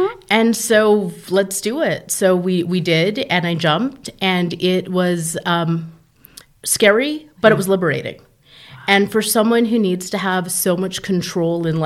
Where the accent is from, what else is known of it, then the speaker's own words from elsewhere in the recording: Calgary, Alberta, Canada; now in California, United States; I am actually born in Calgary, Alberta, Canada